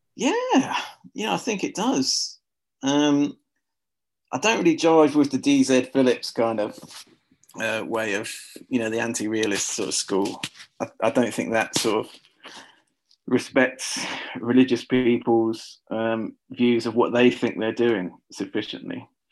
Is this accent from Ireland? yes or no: no; Luton, East of England, United Kingdom; I'm from a town called Luton. Uh, we, we say Luton here in Luton